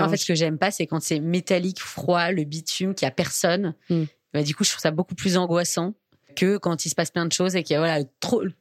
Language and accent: French; Metz, Grand Est, France; Enfin l'est de la France me fait pas déprimer comme quand je dis que je viens de Metz